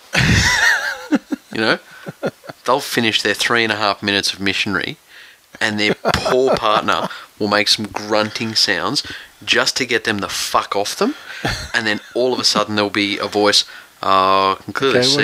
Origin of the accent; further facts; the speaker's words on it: Bankstown, New South Wales, Australia; I was born in Bankstown Hospital.